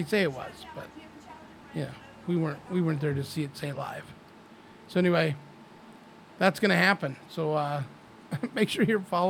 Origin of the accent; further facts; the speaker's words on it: Idaho, United States; moved away; Both from Idaho.